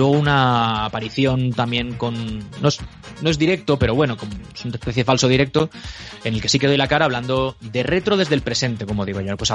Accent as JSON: {"language": "Spanish", "town": "Elche", "region": "Valencian Community", "country": "Spain", "moved": "yes", "lives_now": "Madrid, Spain"}